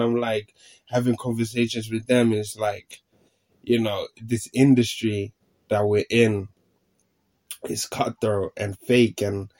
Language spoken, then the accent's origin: English; Finland; born there; English is a second language; I ended up moving country. I ended up moving to Finland. So back to my home country where I was born.